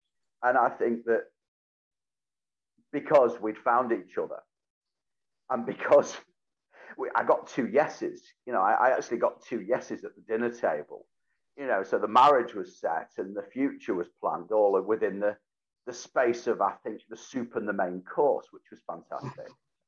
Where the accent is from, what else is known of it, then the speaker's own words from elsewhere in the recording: Whitefield, North West England, United Kingdom; Oh, yeah, Whitefield, to be absolutely specific, which due to various boundary changes became part of Greater Manchester, then was part of Bury Met. It was leafy. It was suburban.